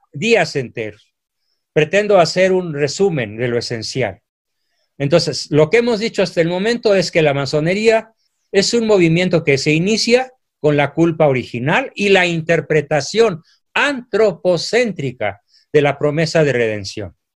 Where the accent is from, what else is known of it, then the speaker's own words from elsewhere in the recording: Mexico; mi país